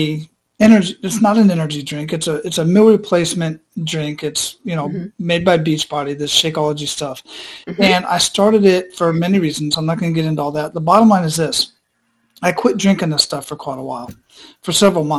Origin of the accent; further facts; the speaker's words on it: Phoenix, Arizona, United States; moved away as an adult; now in Tampa, United States; I was born and raised in Phoenix